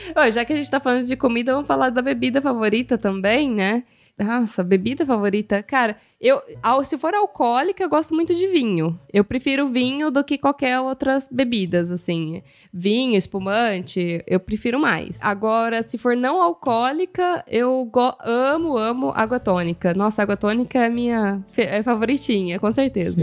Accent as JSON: {"language": "Portuguese", "country": "Brazil", "moved": "as an adult", "lives_now": "Italy", "said": "eu sou brasileira"}